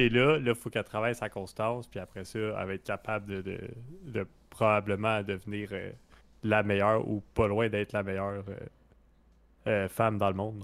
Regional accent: Canada; en tant que Canadien français

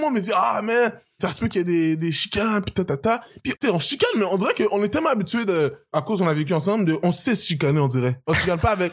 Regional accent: Montreal, Quebec, Canada; also born or lived in United States / Haiti / Terrebonne; J'ai grandi au Québec

